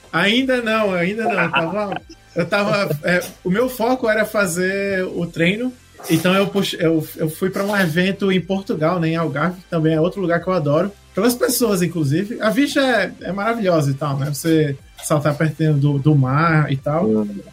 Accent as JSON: {"language": "Portuguese", "region": "Northeast Region", "country": "Brazil", "moved": "yes", "lives_now": "Ireland", "said": "eu venho de um lugar muito quente no Brasil, né, sou do Nordeste"}